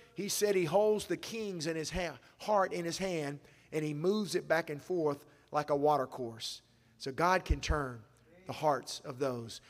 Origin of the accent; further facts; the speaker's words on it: Asheville, North Carolina, United States; I disciple people back in my hometown when I'm in Asheville